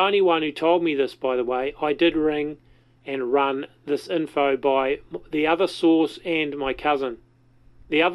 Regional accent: New Zealand; accent: Kiwi; rather than my Kiwi accent

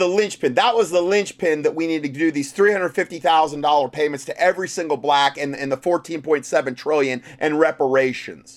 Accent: the North, United States; I'm from the North

